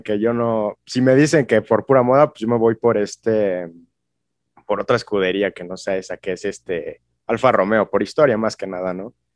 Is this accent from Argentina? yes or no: no; Mexico; yo como mexicano